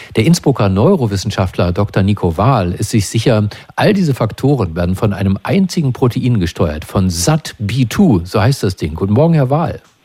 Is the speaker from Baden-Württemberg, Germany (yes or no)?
no; Brandenburg, Germany; bei uns in Brandenburg